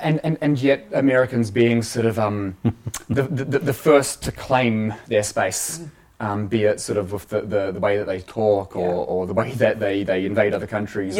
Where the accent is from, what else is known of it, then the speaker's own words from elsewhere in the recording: New Zealand; why I, as a Kiwi, am really passionate about being a Kiwi